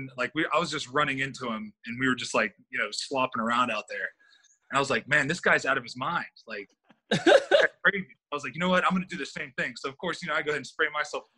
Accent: United States; moved away; being up north, I'm from that area. You know, actually, this is only going to be like 4 hours from my hometown

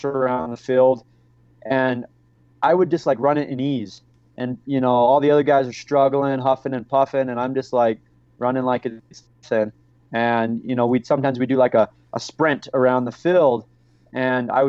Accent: St. George, Utah, United States; I grew up in St. George, Utah

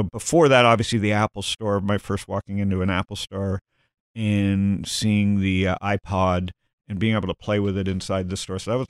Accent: Toronto, Ontario, Canada; You know, I grew up in Toronto, and I grew up, I'm born in 65.

